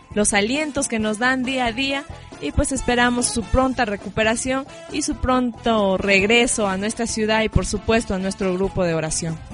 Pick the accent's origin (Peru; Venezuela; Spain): Peru; Chachapoyas, Amazonas; nosotros los chachapoyanos